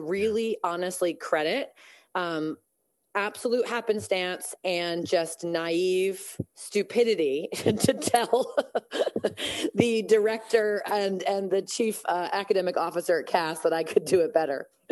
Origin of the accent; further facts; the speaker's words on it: Massachusetts, United States; also born or lived in California; I'm actually from Massachusetts